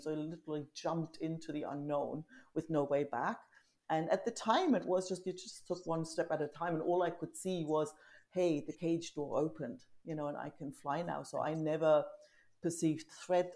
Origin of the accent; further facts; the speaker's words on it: East Germany, Germany; also born or lived in south of Spain; now in Spain; I grew up in East Germany, like literally mm-hmm. behind the wall.